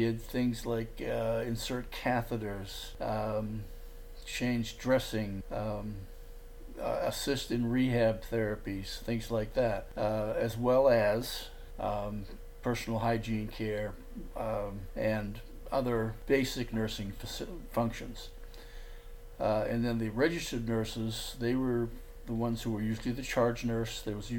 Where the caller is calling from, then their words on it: Port Lavaca, Texas, United States; I'm calling from Port Lavaca, Texas.